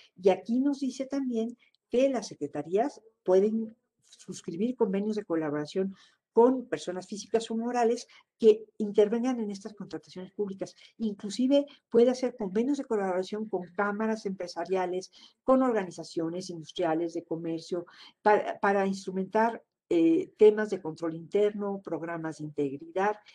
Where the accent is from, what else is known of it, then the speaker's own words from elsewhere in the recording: Mexico; como mexicanos